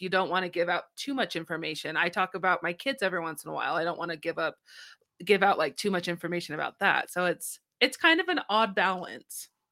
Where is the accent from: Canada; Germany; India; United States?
United States; I'm American.